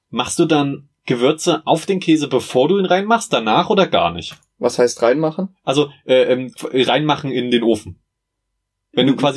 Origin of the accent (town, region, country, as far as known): Meiningen, Thuringia, Germany